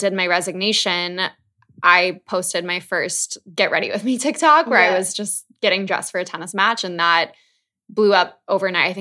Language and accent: English; Minnesota, United States; moved away as an adult; also born or lived in New York City; I grew up in Minnesota, which is middle of America